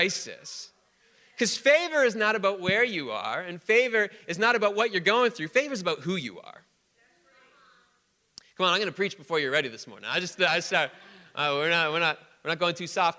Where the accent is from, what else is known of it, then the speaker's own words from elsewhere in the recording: Canada; we're Canadian.